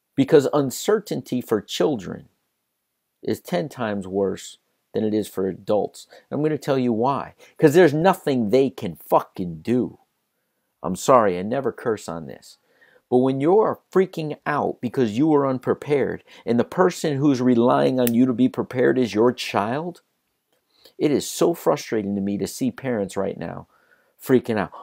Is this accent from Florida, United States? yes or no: yes; South Florida, United States; I grew up in South Florida.